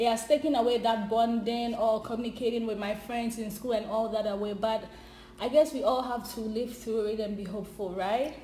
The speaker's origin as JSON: {"language": "English", "country": "Ghana", "moved": "as an adult", "lives_now": "Canada", "said": "I'm originally from Ghana"}